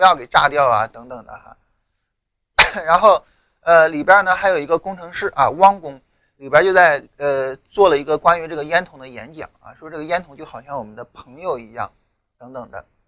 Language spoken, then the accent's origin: Chinese; China; 这更多的反映了我们中国人的一种特质